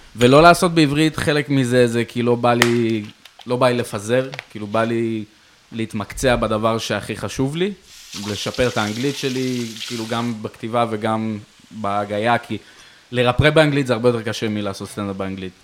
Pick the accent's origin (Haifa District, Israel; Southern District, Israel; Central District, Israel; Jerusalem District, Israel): Jerusalem District, Israel; Jerusalem; now in Tel Aviv, Israel; אני ירושלמי במקור